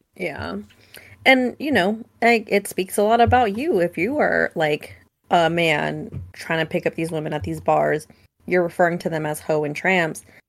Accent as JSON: {"language": "English", "town": "Vacaville", "region": "California", "country": "United States", "tie": "born or raised there", "said": "I grew up in Vacaville"}